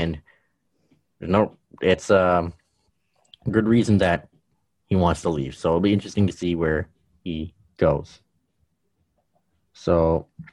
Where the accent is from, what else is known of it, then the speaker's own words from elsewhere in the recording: Canada; as a Canadian